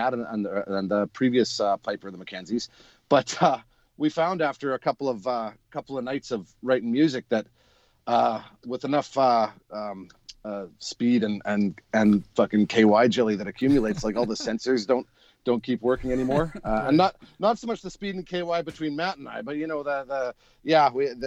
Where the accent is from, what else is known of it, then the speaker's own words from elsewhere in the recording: Winnipeg, Manitoba, Canada; When I grew up in Winnipeg, I played with a pipe band called the Sterling Pipe Band